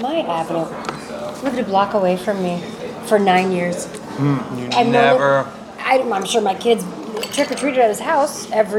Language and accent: English; Fargo, North Dakota, United States; now in Los Angeles, United States; growing up in Fargo, North Dakota.